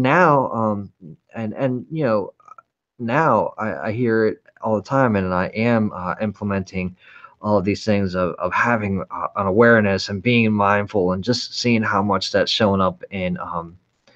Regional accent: San Francisco, California, United States; I was born in San Francisco in the late 70s

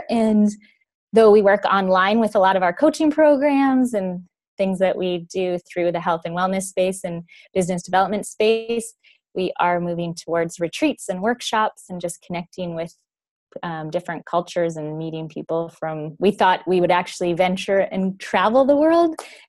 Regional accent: Vancouver, British Columbia, Canada; moved away as an adult; now in Bali, Indonesia; we are from Vancouver, Canada, and we quit our corporate jobs 3 years ago, August, and December will be 3 years since we started living out of suitcases.

